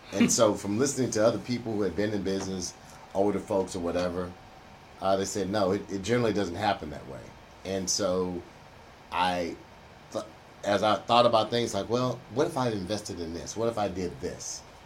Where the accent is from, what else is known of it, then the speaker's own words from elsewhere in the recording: Houston, Texas, United States; I grew up in Third Ward. I'm a Third Ward born and raised brother